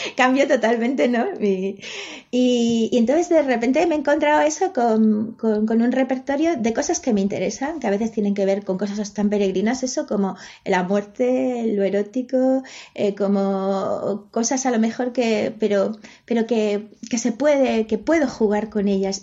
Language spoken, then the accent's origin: Spanish; Galicia, Spain; first language Spanish; la lengua que, eh, que, he hablado desde pequeña es el castellano. El gallego la, he mamado, pero mi familia no era gallego hablante. Yo me hice gallego hablante pues con 12, 13 años